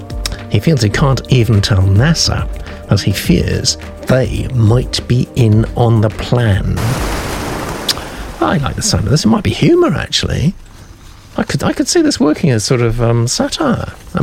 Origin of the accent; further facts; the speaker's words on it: United States; now in London, United Kingdom; Where I've lived since 1990 with my South African wife. I am American.